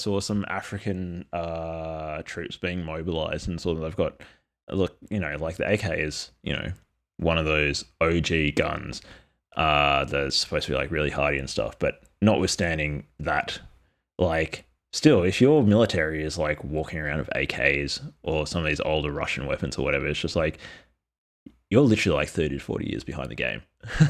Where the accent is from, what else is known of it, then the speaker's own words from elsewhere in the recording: Australia; okay, so I'm Australian Aboriginal, and some of my experiences growing up were like low-tech experiences.